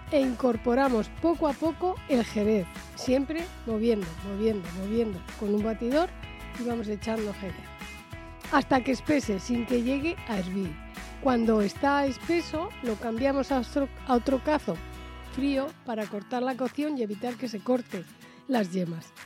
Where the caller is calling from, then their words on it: Guardo, Castile and León, Spain; de Guardo